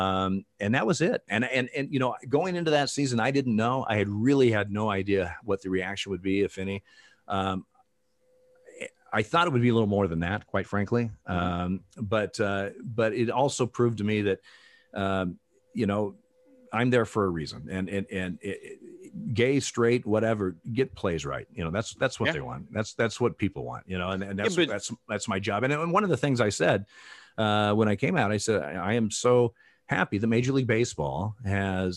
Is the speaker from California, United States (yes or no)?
no; Eugene, Oregon, United States; I grew up in Eugene